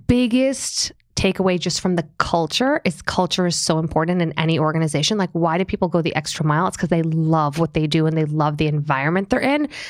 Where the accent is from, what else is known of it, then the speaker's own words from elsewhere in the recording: Long Island, New York, United States; also born or lived in Springfield, Illinois / Boston; I grew up on Long Island